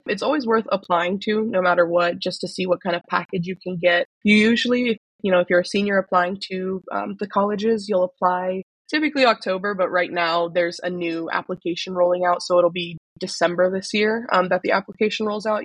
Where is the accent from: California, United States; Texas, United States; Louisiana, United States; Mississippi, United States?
California, United States; Sacramento; I'm from Sacramento